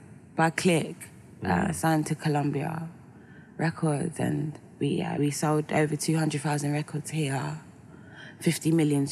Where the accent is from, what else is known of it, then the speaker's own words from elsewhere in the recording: London, United Kingdom; I grew up in West, so I went to High Street Kensington a lot